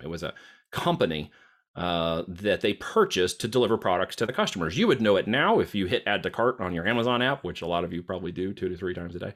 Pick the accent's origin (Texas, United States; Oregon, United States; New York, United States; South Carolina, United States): Oregon, United States; moved away as an adult; also born or lived in Iowa; I'm headed out from Oregon